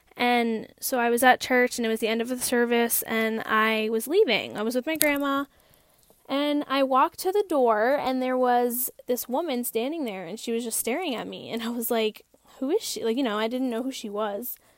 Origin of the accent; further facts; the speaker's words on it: Hampden, Massachusetts, United States; I am born and raised in Hampden, Massachusetts